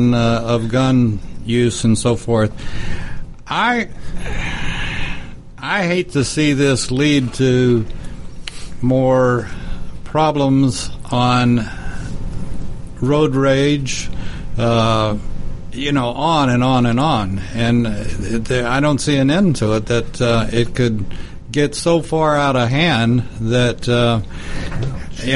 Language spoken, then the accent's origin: English; Texas, United States; Texas, my home state